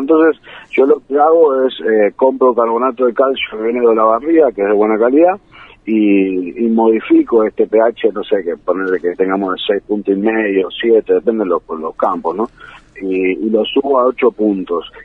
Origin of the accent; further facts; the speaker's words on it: San Isidro, Buenos Aires Province, Argentina; moved away; Yo soy de Buenos Aires, este, nací en, San Isidro